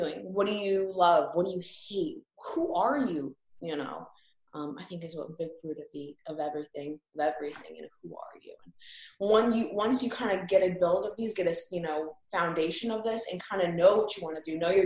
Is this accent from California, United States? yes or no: no; Indiana, United States; from Indiana